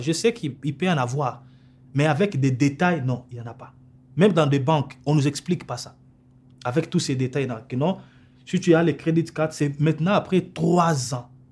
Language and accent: French; Kinshasa, DR Congo; moved away as an adult; also born or lived in Cape Town, South Africa; now in Calgary, Canada; j'ai quitté à 2004, j'ai quitté Kinshasa. Et je suis parti en Afrique du Sud, dans la ville de Cape Town. Et c'est là où j'ai passé tout mon temps jusqu'à 2014 que j'ai quitté pour venir ici au Canada